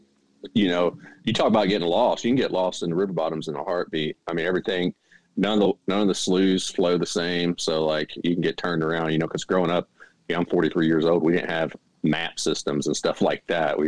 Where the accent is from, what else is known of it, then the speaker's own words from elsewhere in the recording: Mississippi Delta in Arkansas, United States; moved away as an adult; now in North Carolina, United States; I grew up in the Mississippi Delta in Arkansas